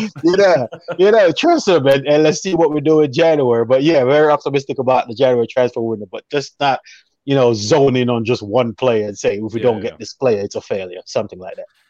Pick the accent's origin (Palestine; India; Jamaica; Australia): Jamaica; I'm a Jamaican